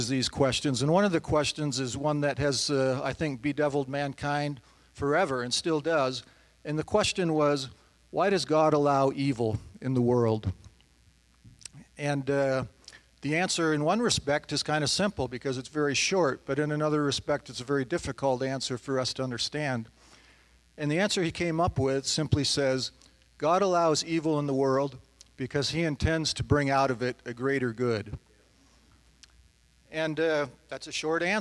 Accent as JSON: {"language": "English", "town": "The Woodlands", "region": "Texas", "country": "United States", "said": "I'm from The Woodlands, Texas"}